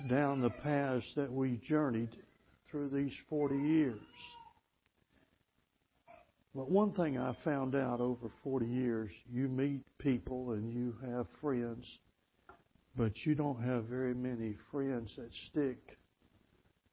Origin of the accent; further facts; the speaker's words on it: Mississippi, United States; also born or lived in Tennessee; I'm from Mississippi